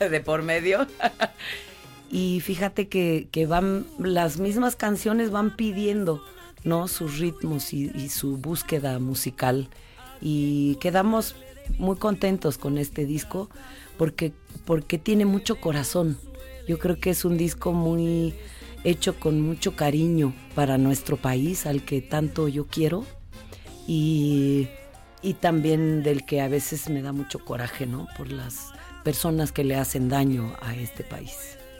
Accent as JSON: {"language": "Spanish", "region": "Oaxaca", "country": "Mexico", "said": "mi tierra, Oaxaca"}